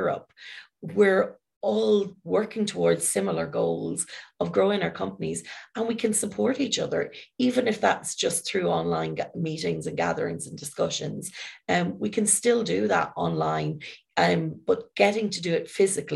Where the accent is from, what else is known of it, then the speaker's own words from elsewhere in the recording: Ireland; I'm from Ireland